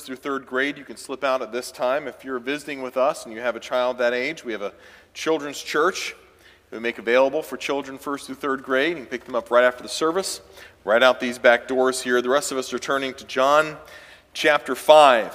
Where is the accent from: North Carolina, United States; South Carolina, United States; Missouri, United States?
South Carolina, United States; Clemson; moved away; born and raised in Clemson, South Carolina